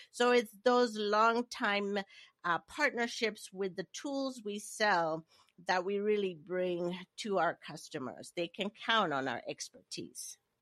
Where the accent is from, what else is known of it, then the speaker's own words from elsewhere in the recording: Nigeria; moved away as an adult; also born or lived in Maine, United States / Hawaii, United States / Washington, D.C., United States; I am, uh, originally born and raised in Nigeria